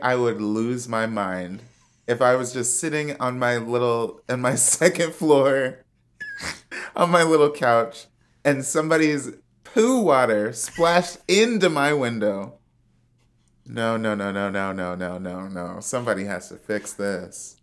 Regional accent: Chicago, Illinois, United States; moved away; also born or lived in Washington, D.C.; I'm from Chicago where everything is flat

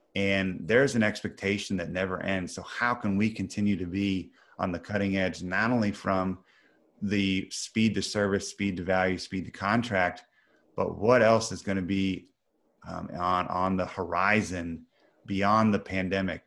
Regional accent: Missouri, United States; I'm from Missouri, which some of your, some of your audience is the middle of the country, United States

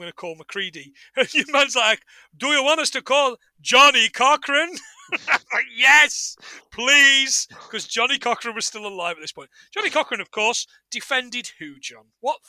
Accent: Scotland, United Kingdom; You know what? You can tell we're from Scotland and the lakes, because we get our water from the tap.

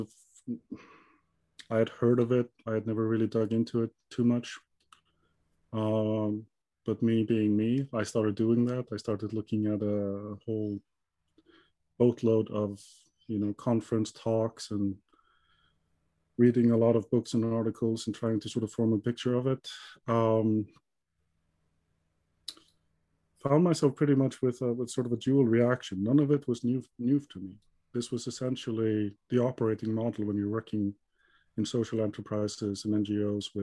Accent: Iceland; moved away as an adult; now in Gothenburg, Sweden; I'm originally from Iceland. Yep. So born and raised there

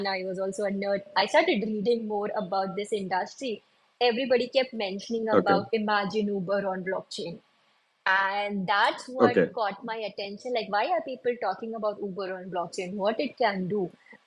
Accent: India; also born or lived in Dubai; where I come from India, a very small town in India.

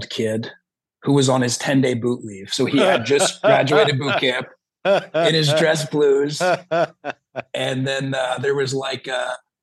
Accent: New Jersey, United States; I'm from South Jersey

